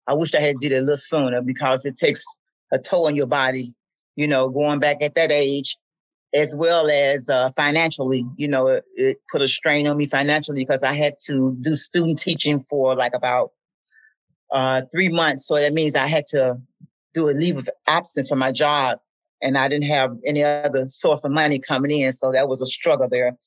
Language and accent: English; Memphis, Tennessee, United States; as a kid uh, growing up in Memphis